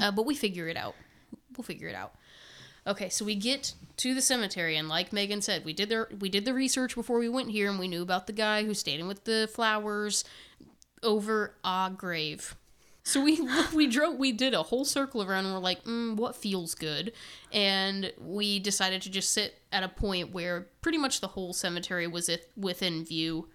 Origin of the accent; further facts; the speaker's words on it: Indiana, United States; we're from Indiana